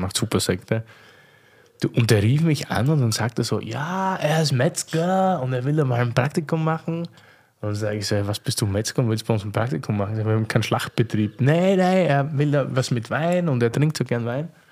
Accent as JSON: {"language": "German", "area": "near Eisenberg", "region": "South Burgenland", "country": "Austria", "moved": "yes", "said": "ich komme dort aus der Nähe her"}